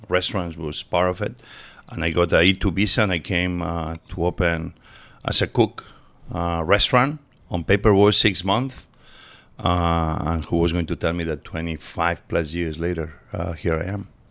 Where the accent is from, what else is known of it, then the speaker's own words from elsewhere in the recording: Barcelona, Catalonia, Spain; also born or lived in Mieres, Asturias, Spain; So I was born in Asturias, but we moved very early on to Barcelona